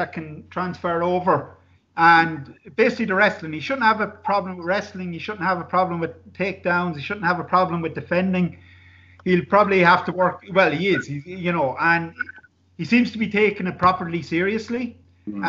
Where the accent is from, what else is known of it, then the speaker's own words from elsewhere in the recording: Castlebar, Connacht, Ireland; here in Castlebar, my hometown.